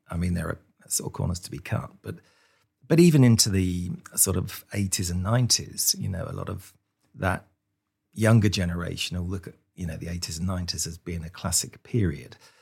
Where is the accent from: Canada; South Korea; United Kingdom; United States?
United Kingdom; Luton, East of England; I was born in Luton in, in kind of nineteen sixty